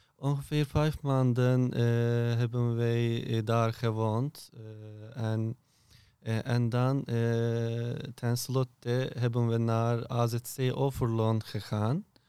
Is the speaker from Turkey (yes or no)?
yes; Turkey; Dutch is a second language; moved away as an adult; now in Erp, Netherlands; ik kom uit Turkije